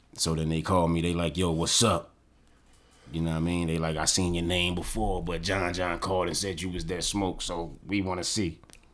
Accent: Carolina, United States; We came all the way from Carolina at the time.

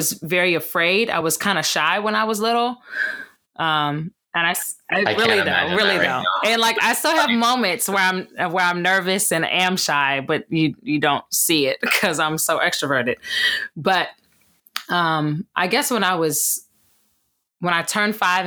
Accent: Gaithersburg, Maryland, United States; I hail from Gaithersburg, Maryland

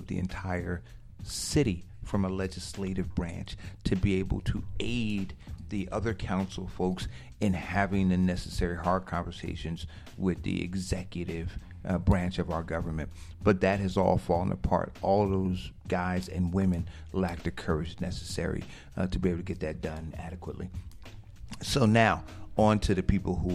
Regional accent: Newark, New Jersey, United States; I grew up in Newark

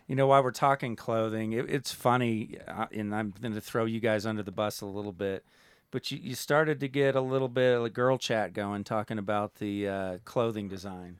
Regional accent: United States; as an American

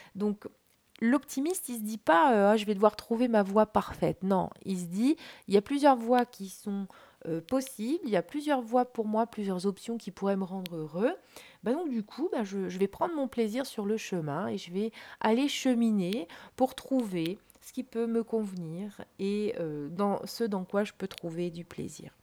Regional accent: France; en tant que Français

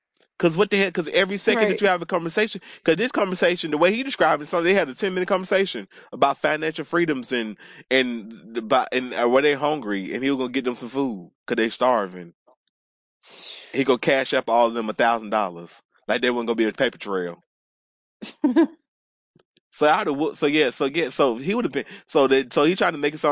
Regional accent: Atlanta, Georgia, United States; I grew up in Atlanta, so I've been taking the MARTA since I was like in fifth grade by myself

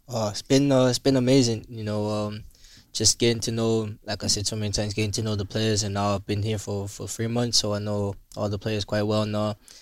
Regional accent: Willemstad, Curaçao; I grew up in in Willemstad

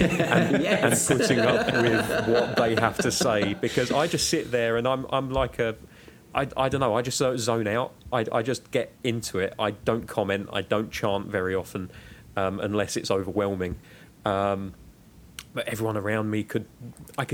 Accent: United Kingdom

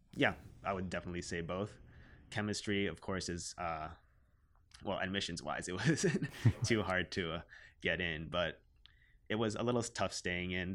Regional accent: Canada; I identify myself as a Filipino Canadian

